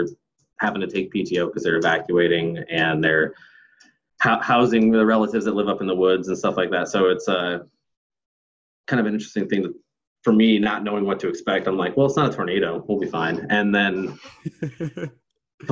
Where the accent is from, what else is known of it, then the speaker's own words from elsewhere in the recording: Northern Iowa, United States; moved away as an adult; now in Portland, United States; started off growing up in Northern Iowa, just like your host, Ryan